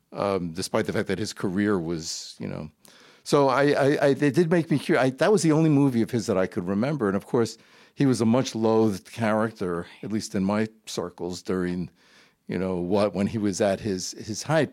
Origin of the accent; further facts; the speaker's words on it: New York, United States; also born or lived in Brooklyn, New York; I was born in Brooklyn, New York. Uh, I grew up in Queens